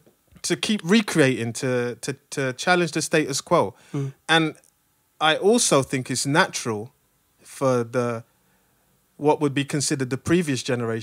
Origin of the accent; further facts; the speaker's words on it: London, United Kingdom; I'm from London. Yeah.